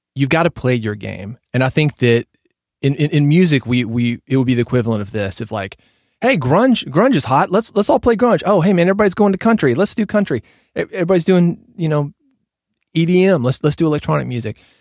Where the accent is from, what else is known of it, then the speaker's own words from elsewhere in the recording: Nashville, Tennessee, United States; I was growing up in Nashville